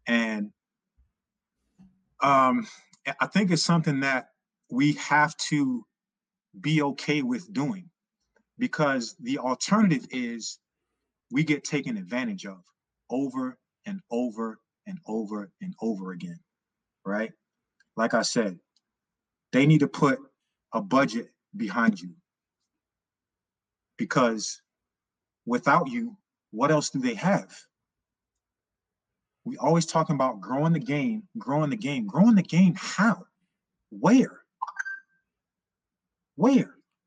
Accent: New York City, New York, United States; I grew up in Harlem right over the bridge

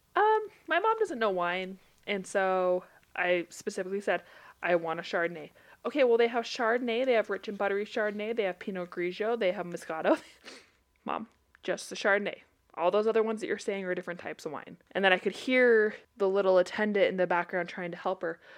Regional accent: Utah, United States; I grew up around the Samoan culture a ton. Utah is very full of it

